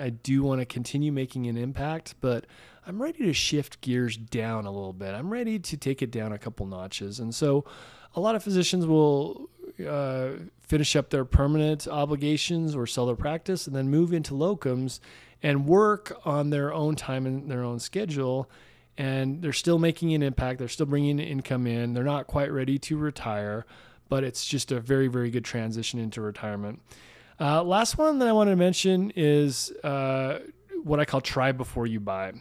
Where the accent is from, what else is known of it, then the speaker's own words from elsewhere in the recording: Salt Lake City, Utah, United States; I grew up in Salt Lake City